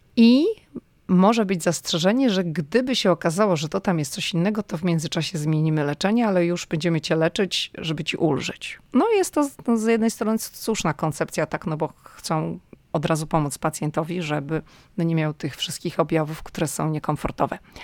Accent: Poland; moved away as an adult; now in United States; jestem z Polski

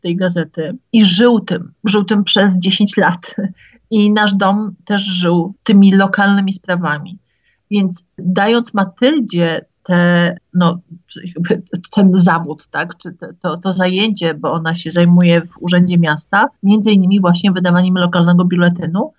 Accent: Otrębusy, Masovian Voivodeship, Poland; tutaj u nas w Otrębusach

